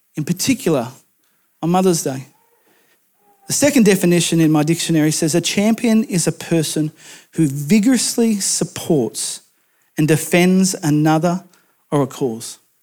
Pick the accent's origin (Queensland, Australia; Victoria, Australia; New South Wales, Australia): New South Wales, Australia; rural; moved away; my hometown in rural New South Wales